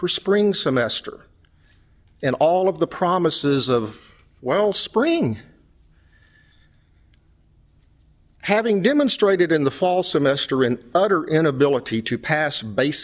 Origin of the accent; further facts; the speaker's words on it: West Texas, United States; moved away; Like me, she had grown up in a small West Texas oil town, only a little over an hour from my hometown